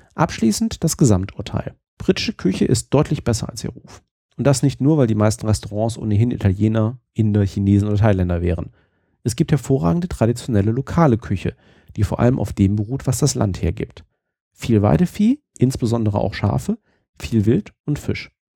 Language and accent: German; Germany; uns Deutschen